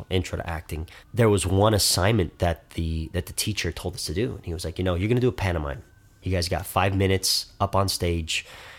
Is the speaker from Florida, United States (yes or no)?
yes; Miami, Florida, United States; Miami, Florida.